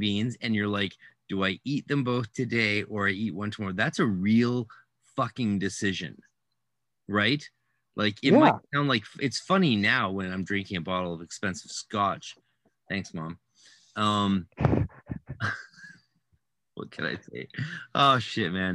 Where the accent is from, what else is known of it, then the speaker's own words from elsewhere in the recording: Canada; I'm Canadian, so obviously I speak fluent Francais